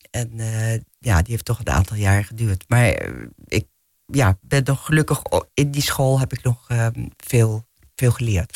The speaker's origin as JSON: {"language": "Dutch", "town": "Bussum", "region": "North Holland", "country": "Netherlands", "tie": "born or raised there", "said": "ik ben opgegroeid gegroeid in Bussum, dus hier niet zo ver vandaan."}